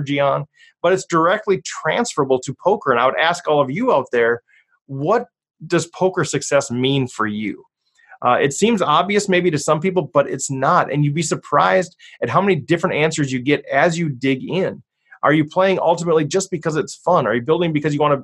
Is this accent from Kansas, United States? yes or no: no; Cambridge, Minnesota, United States; a church in Cambridge, Minnesota, which is my hometown